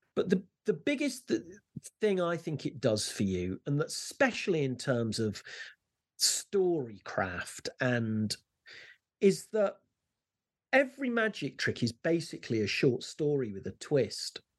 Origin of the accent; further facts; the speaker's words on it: Leicester, East Midlands, United Kingdom; I used to walk to school, I'm from Leicester, and I used to walk to school every day